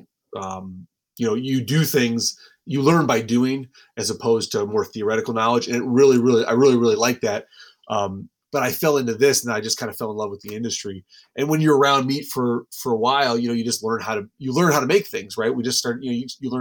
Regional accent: Wisconsin, United States; I grew up in Wisconsin

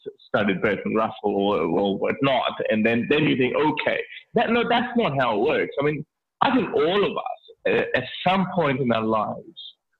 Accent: Lahore, Punjab, Pakistan; now in Australia; I was born in Lahore, Pakistan.

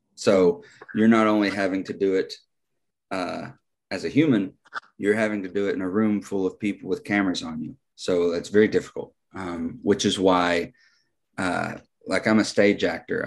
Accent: United States; I'm an American

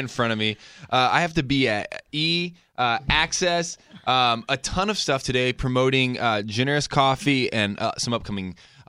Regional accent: Denver, Colorado, United States; I'm from Denver, and I'm out here on a little tour to promote my coffee company

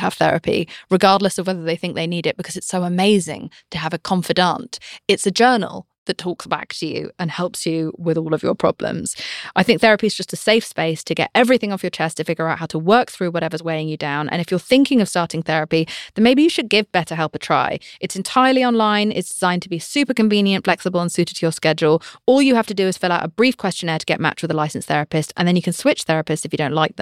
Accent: United Kingdom; I'm British.

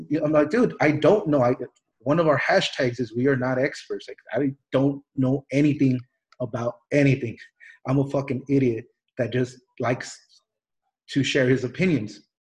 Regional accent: Mexico; born there; I was born in Mexico. I'm a wetback. I'm an immigrant.

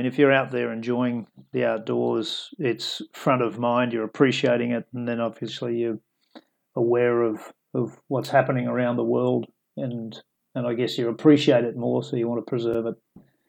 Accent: Yeppoon, Queensland, Australia; So the town, Yeppoon, where it's where we've built the demo is actually where I spent my teenage years growing up.

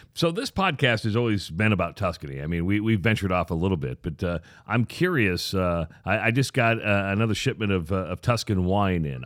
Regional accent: Iowa, United States; now in Omaha, United States; I'm from Iowa

